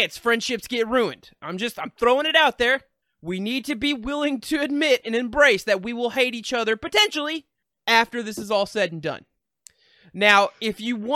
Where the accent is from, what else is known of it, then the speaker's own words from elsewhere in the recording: the South, United States; We're also from the South, like where technology is about 10 years behind